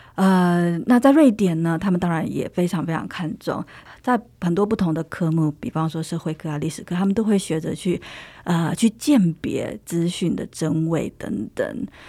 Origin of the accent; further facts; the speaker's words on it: Taiwan; moved away as an adult; now in Sweden; 我就是很典型的从台湾长大的孩子